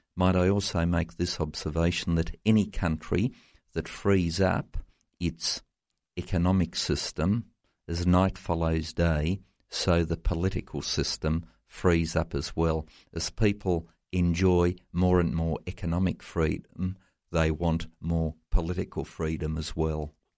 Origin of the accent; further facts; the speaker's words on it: Tasmania, Australia; my home state of Tasmania